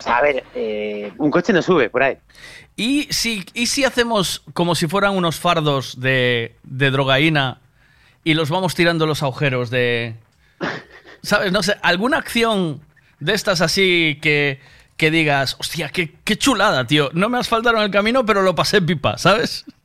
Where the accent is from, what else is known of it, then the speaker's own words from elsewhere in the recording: Galicia, Spain; somos gallegos